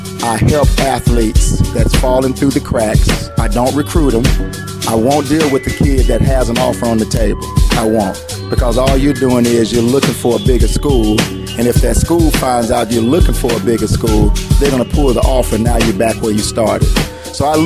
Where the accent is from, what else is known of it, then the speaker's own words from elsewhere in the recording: Tuscaloosa, Alabama, United States; moved away as an adult; now in Chicago, United States; I'm from Tuscaloosa, Alabama. Played in Northside High School.